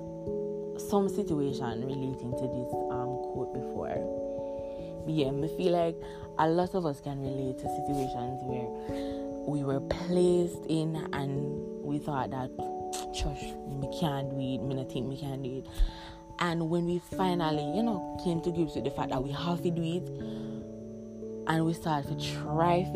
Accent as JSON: {"language": "English", "country": "Jamaica", "said": "we're Jamaicans, you don't know, we come from the Caribbean"}